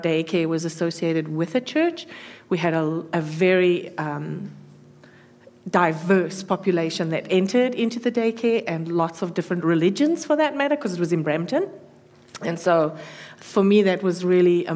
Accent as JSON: {"language": "English", "town": "Johannesburg", "region": "Gauteng", "country": "South Africa", "tie": "born or raised there", "moved": "as an adult", "lives_now": "Canada", "said": "I was born in Johannesburg, South Africa, so I come from a long way"}